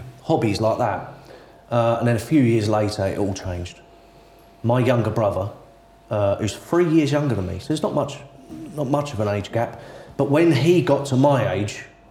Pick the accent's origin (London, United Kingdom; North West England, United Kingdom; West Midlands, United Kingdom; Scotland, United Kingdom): London, United Kingdom; Erith; I was born and bred in South East London, right out on the outskirts of Greater London. I was born and bred in a town called Erith.